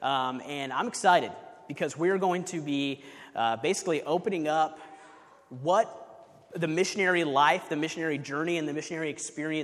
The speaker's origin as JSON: {"language": "English", "town": "Kansas City", "country": "United States", "moved": "as an adult", "said": "We're originally from Kansas City, where I was on staff at a church in Kansas City"}